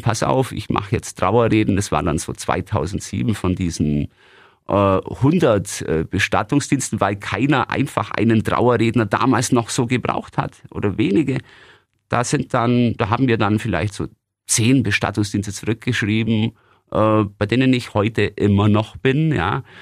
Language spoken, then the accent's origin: German; Günzburg, Bavaria, Germany; In meiner Heimatstadt Günzburg